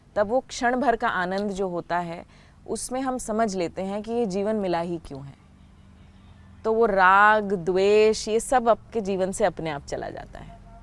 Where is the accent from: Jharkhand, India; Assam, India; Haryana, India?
Haryana, India; moved away; also born or lived in Delhi; हूँ तो हरियाणा की लेकिन पढ़ाई तो सारी दिल्ली में ही हुई